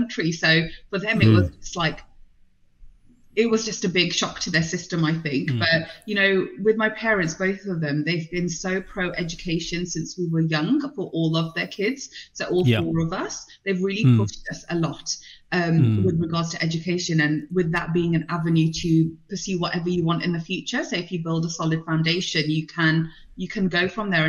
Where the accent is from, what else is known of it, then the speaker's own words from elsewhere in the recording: Birmingham, West Midlands, United Kingdom; English is a second language; also born or lived in London / India / Prague; I grew up in and around Birmingham, multicultural